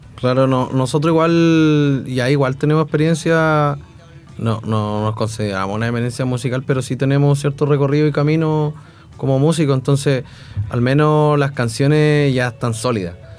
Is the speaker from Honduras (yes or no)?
no; Chile; first language Spanish; somos chilenos y nuestra lengua materna es el español